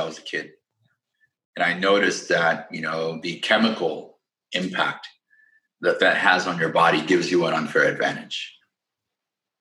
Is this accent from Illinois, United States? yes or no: yes; Peoria, Illinois, United States; moved away as an adult; also born or lived in Chicago, Illinois; now in California, United States; I'm from Peoria, Illinois, Midwest, born and raised. That's my hometown.